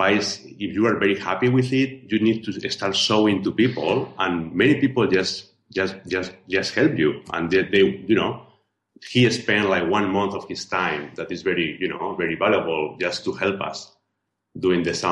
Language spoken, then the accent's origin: English; Spain; accent: Spanish; English is a second language; moved away as an adult; I am original from Spain, as you can hear from my accent. You know, I've been living out of Spain for 15 years